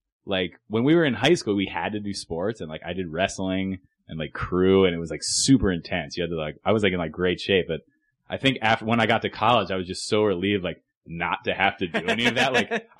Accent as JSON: {"language": "English", "region": "East Coast", "country": "United States", "tie": "born or raised there", "said": "That Subway, yeah, like, growing up on the East Coast, like, that's what you eat."}